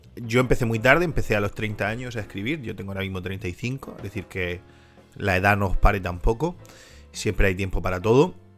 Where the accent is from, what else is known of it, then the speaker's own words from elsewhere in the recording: Spain; siendo español